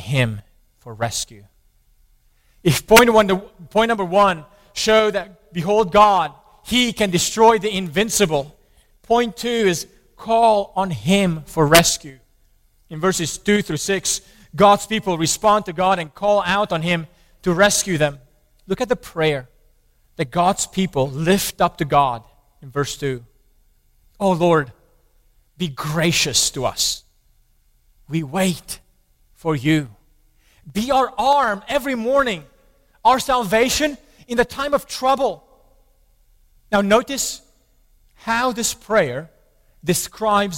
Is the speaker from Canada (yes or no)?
no; Romania; I grew up in Romania under the communist regime